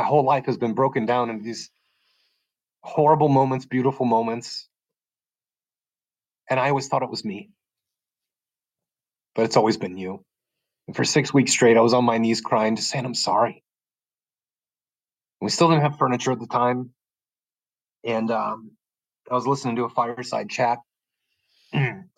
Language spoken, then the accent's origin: English; Chicago, Illinois, United States; I'm from Chicago.